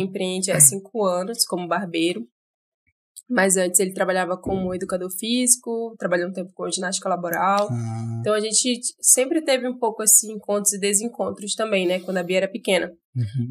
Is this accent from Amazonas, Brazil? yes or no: yes; Manaus, Amazonas, Brazil; eu sou daqui de Manaus mesmo